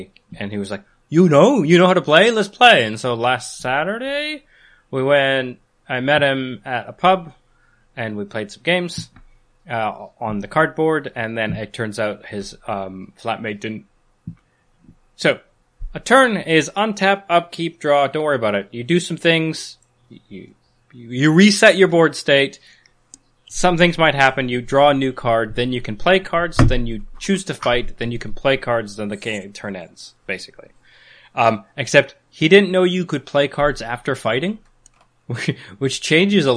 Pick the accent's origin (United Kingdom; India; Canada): Canada; accent: Canadian English; first language Canadian English; Canadian English is.